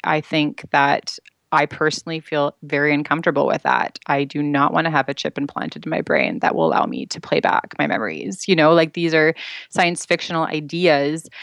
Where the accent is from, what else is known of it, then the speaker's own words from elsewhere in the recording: Vancouver, British Columbia, Canada; now in Toronto, Canada; I'm actually from Vancouver. I now live in Toronto